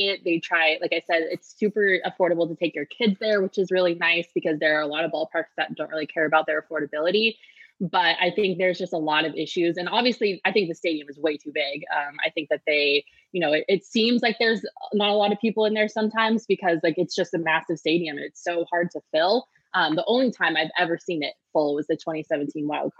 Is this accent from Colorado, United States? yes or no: yes; Colorado, United States; I'm from Colorado